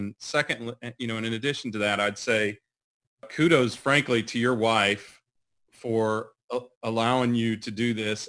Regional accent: Georgia, United States; we're from Georgia

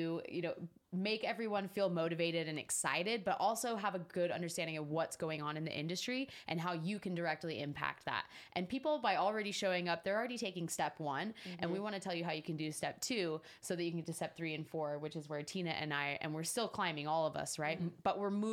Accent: Salt Lake City, Utah, United States; now in Las Vegas, United States; I grew up in Salt Lake City, Utah

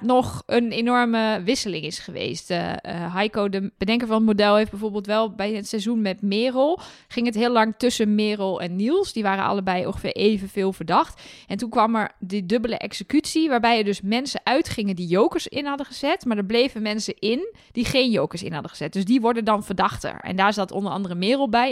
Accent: Twente, Overijssel, Netherlands; Ik kom zelf uit Twente, maar uit een gedeelte van Twente waar carnaval echt net zo belangrijk is voor het sociale leven als in, eh, in Brabant.

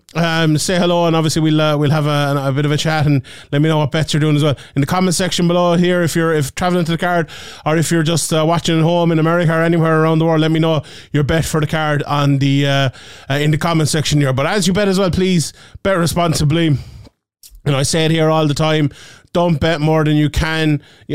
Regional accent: Ireland; my home country of Ireland

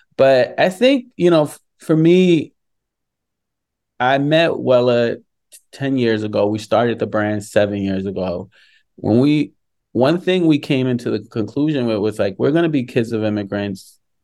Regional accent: New York, United States; growing up in New York

